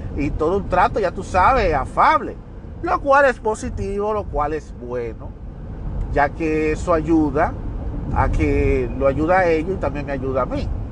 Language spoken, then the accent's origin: Spanish; Dominican Republic; now in United States; Independientemente de que yo soy dominicano, pero yo vivo fuera del país, yo no vivo en la República Dominicana, yo resido en los Estados Unidos